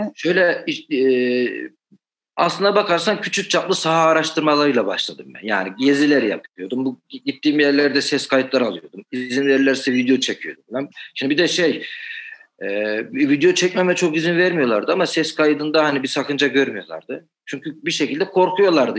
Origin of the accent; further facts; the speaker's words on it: Demirci, Manisa, Turkey; ben e, Manisa'nın Demirci ilçesine bağlı bir köyde doğdum.